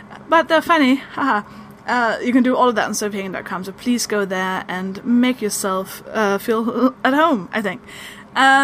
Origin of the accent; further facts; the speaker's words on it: Denmark; now in London, United Kingdom; I'm from Denmark. That's the weird accent